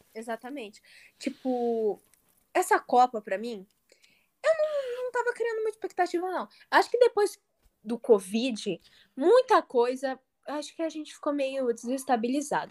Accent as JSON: {"language": "Portuguese", "country": "Brazil", "said": "como brasileira"}